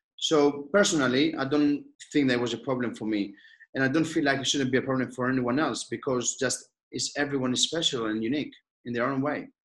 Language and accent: English; Athens, Attica, Greece; moved away; I born and raised in Athens.